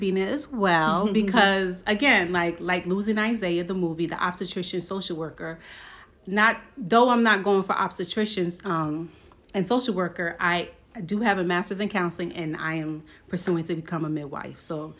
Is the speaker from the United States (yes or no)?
yes; Brooklyn, New York, United States; So one thing about me is that I am from Brooklyn, New York. I am a child of Haitian and Dominican Republican parents. I don't speak Spanish, but I do speak Haitian Creole.